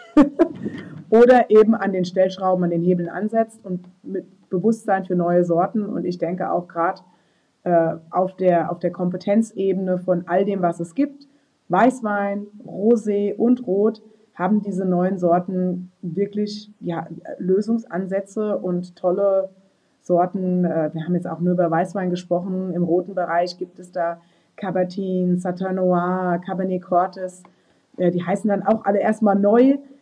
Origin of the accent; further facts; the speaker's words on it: Rheinhessen, Rhineland-Palatinate, Germany; Rheinhessen. Also das, das ist meine Heimat